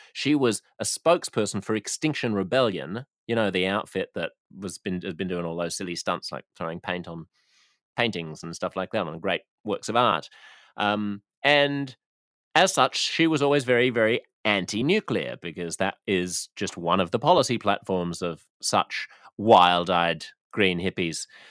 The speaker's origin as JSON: {"language": "English", "country": "Australia", "said": "as an Australian"}